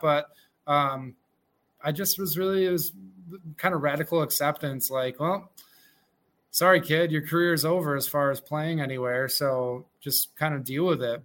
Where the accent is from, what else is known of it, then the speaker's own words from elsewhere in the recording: Mexico, New York, United States; I grew up in Mexico, New York